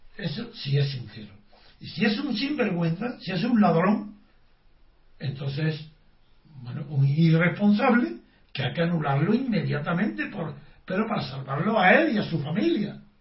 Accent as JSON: {"language": "Spanish", "country": "Spain", "said": "yo soy patriota español"}